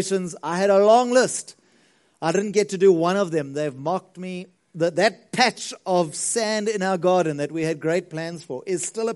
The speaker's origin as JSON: {"language": "English", "town": "Margate", "region": "KwaZulu-Natal", "country": "South Africa", "moved": "yes", "lives_now": "Pretoria, South Africa", "said": "We come from Margate. I remember even on the school bus, we used to catch the bus home, took forever"}